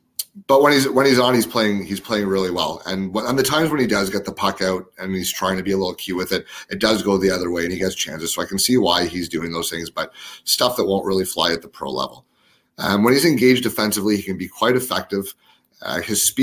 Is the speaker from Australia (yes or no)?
no; Ottawa, Ontario, Canada; my hometown team, the Ottawa 67s.